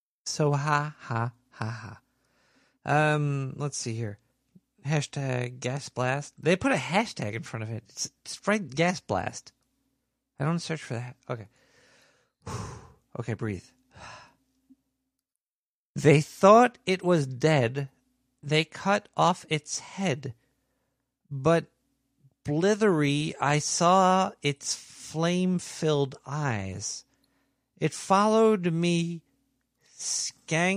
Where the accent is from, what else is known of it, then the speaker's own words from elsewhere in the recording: New York, United States; I was born and raised and stuck in New York.